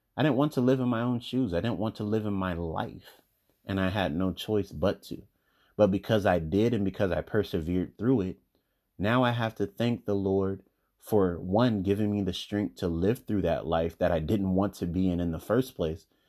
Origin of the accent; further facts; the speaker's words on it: United States; I'm African American